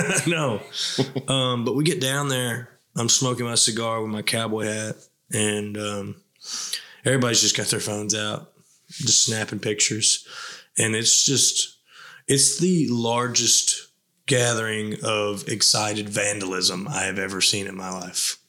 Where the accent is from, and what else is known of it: Tennessee, United States